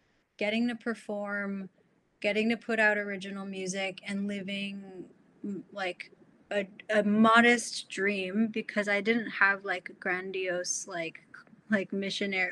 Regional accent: Troy, Michigan, United States; moved away as an adult; also born or lived in New York; I grew up in the Midwest

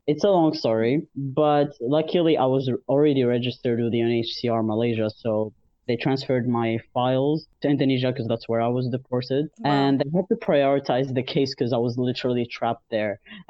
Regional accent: Algeria; moved away as an adult; now in Montreal, Canada; I'm almost 23. I live in Montreal, Canada, and I happen to be an Algerian trans man.

